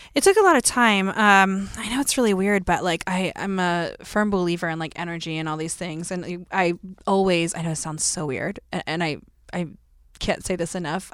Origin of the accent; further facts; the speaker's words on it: Tennessee, United States; I grew up in Tennessee